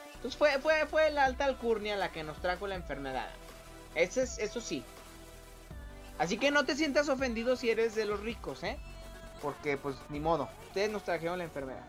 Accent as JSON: {"language": "Spanish", "country": "Mexico"}